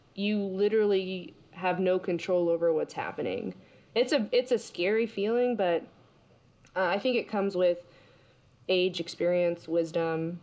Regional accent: United States; I'm American

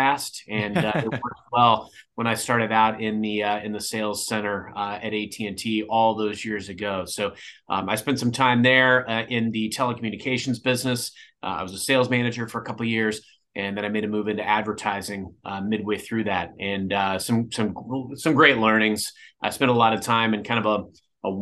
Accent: Cape Girardeau, Missouri, United States; moved away as an adult; now in St. Louis, United States; I grew up in Cape Girardeau

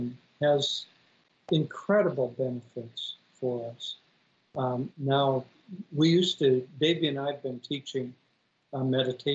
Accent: Minnesota, United States; I grew up in Minnesota

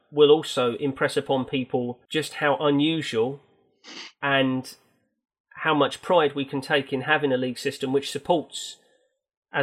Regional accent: London, United Kingdom; also born or lived in East of England; as a Londoner that's spent much of my adolescence in the East

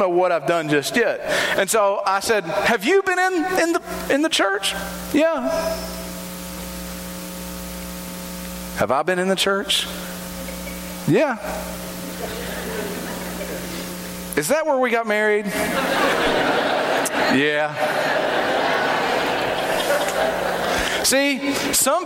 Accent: Kingsport, Tennessee, United States; I'm originally from Kingsport

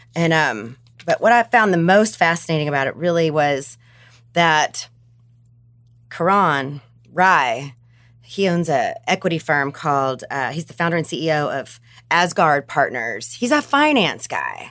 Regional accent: Bible Belt, Southern United States, United States; I'm from the Bible Belt

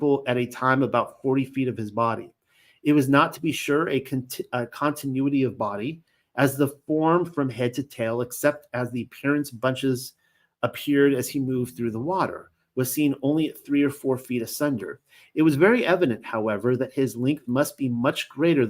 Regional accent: Long Beach, California, United States; I grew up in Long Beach, California, and my wife and I lived there for years

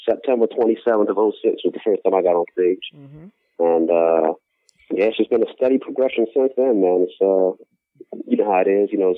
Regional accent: Baltimore, Maryland, United States; born and raised in Baltimore City.

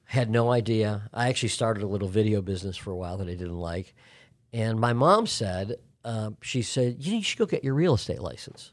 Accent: Chicago, Illinois, United States; moved away as an adult; also born or lived in Los Angeles; now in Atlanta, United States; I grew up in Chicago.

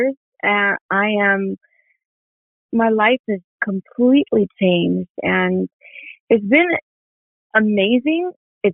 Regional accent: Mexico; moved away; also born or lived in New York; I'm Mexican

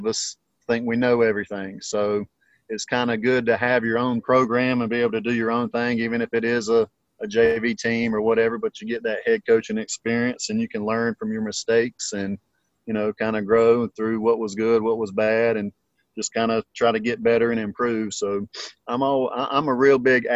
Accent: Lexington, South Carolina, United States; also born or lived in Gilbert, South Carolina; now in Greenville, United States; I grew up in Lexington

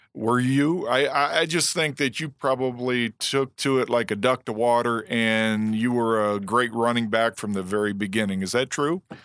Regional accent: Momence, Illinois, United States; I'm from Momentz, Illinois

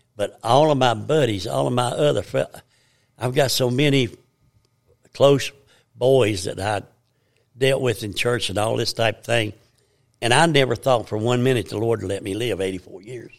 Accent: United States; I was born and raised in Blaine County

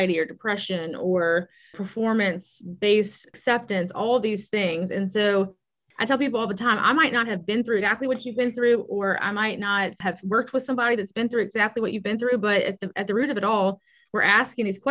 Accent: Baton Rouge, Louisiana, United States; I was born and raised in Baton Rouge

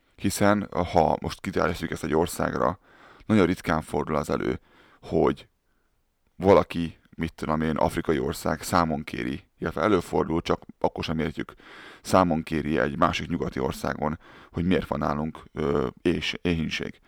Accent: Hungary; moved away; én Budapest mellett egy, ö, városban nőttem fel

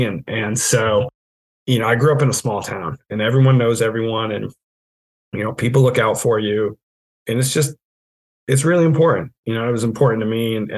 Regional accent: southern New England, United States; moved away as an adult; also born or lived in Pennsylvania; now in Maine, United States; I live in Maine. I grew up in Southern New England, but Maine has always held a special place in my heart. I grew up summering right around where I live here.

